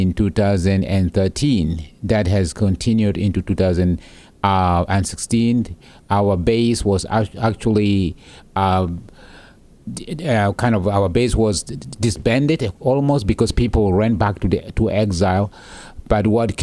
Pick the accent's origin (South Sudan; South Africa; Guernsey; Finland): South Sudan; now in United States; as a young boy growing up in the South Sudanese wilderness